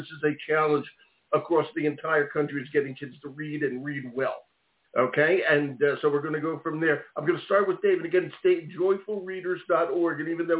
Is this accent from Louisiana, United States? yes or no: no; Philadelphia, Pennsylvania, United States; moved away; I grew up in Philly.